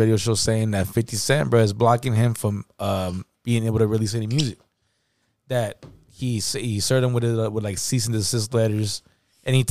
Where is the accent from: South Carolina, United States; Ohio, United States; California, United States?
California, United States; San Francisco; We're from the Bay Area. You know what I'm saying? San Francisco